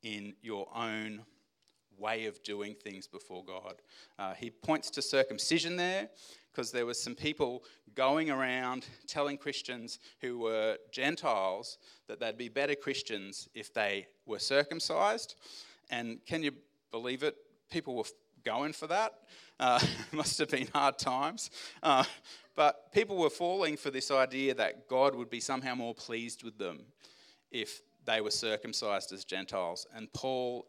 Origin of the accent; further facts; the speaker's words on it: Australia; as an Australian male